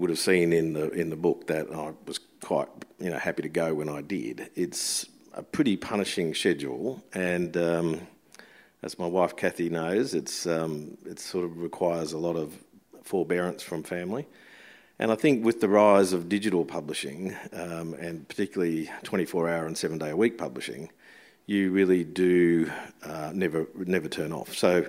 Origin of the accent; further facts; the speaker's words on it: Brisbane, Queensland, Australia; moved away as an adult; also born or lived in Sydney; my mum, a German refugee, had his family in Brisbane, so we went back there and she raised us there.